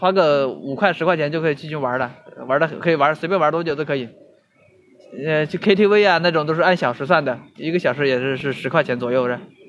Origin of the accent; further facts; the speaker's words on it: Hubei, China; moved away as an adult; now in Shenzhen, China; 我老家湖北的，一直没有出来